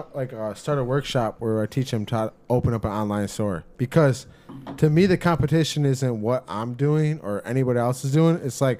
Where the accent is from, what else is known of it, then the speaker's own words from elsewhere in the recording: Saginaw, Michigan, United States; I'm from Saginaw.